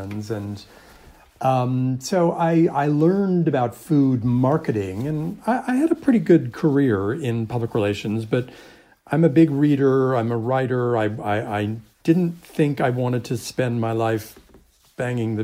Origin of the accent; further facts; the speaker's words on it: Long Island, New York, United States; growing up on Long Island in the suburbs of New York